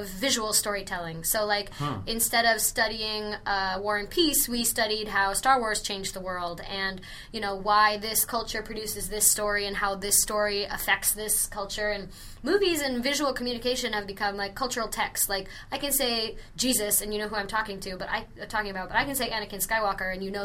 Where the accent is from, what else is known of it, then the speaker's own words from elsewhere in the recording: Kennewick, Washington, United States; moved away as an adult; also born or lived in Los Angeles; I grew up in Washington State